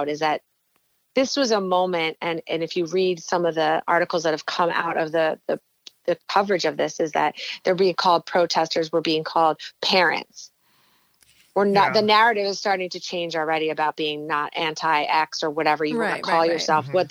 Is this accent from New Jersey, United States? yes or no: yes; New Jersey, United States; I was from New Jersey